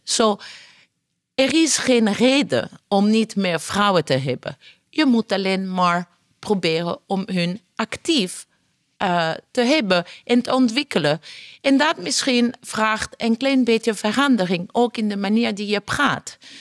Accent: Italy; Dutch is a second language; now in Netherlands; Ik ben Italiaans.

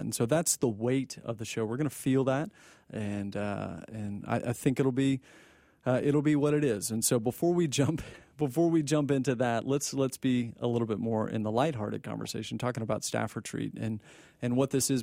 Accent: Texas, United States; born and raised in Texas

